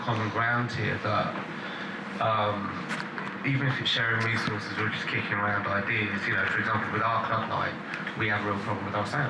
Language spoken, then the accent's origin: English; London, United Kingdom; now in Dubai, United Arab Emirates; I came from London, so you have the mainstream, you have the chart acts